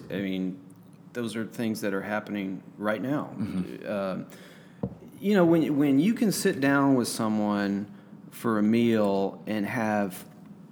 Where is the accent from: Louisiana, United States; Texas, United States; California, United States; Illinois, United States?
Texas, United States; now in Arkansas, United States; I'm from Texas